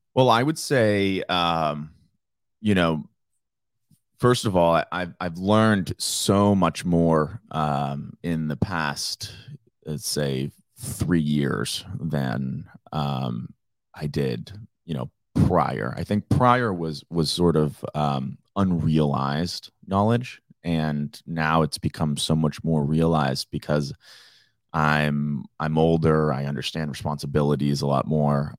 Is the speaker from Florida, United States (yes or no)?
yes; Naples, Florida, United States; growing up in Naples